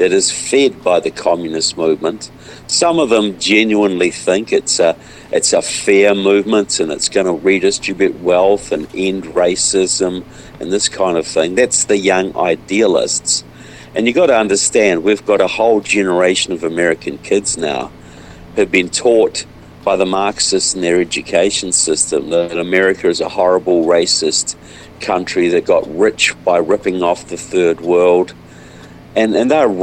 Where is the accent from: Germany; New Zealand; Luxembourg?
New Zealand; now in United States; I'm from New Zealand, but I live in the United States now.